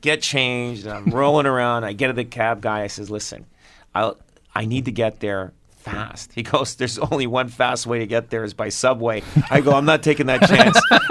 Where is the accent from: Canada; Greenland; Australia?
Canada; me being Canadian